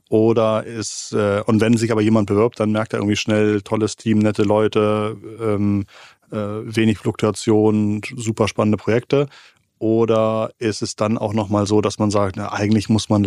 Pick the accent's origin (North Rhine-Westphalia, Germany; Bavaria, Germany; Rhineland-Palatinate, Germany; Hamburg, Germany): Hamburg, Germany; als Hamburger kann ich vielleicht einem Münchner nicht so wirklich Wettbewerb machen